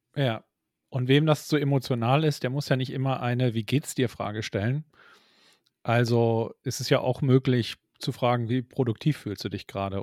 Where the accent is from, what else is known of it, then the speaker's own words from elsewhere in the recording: Hamburg, Germany; wir sind ja Hamburger und kommen aus dem Norden